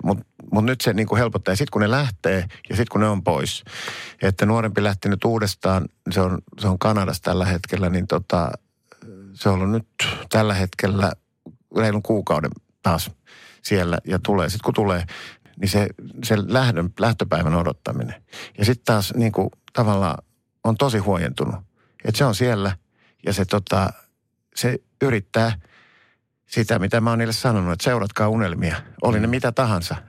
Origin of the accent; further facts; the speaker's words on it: Helsinki, Uusimaa, Finland; mä oon helsinkiläinen